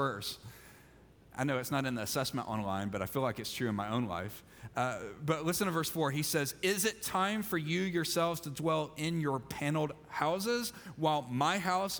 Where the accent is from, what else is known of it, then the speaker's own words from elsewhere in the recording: Mississippi, United States; I'm from Mississippi